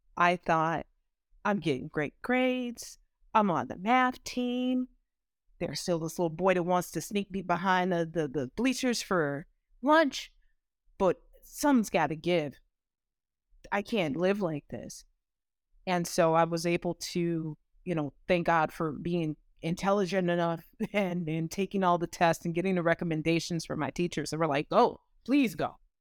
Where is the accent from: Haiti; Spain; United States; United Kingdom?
United States; Maywood, Illinois; growing up in Maywood, Illinois